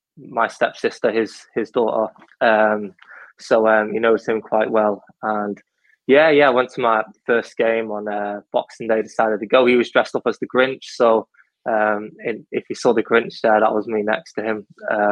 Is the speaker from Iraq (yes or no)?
no; Connacht, Ireland; So, like, when I grew up in Ireland, our local club was Sligo Rovers.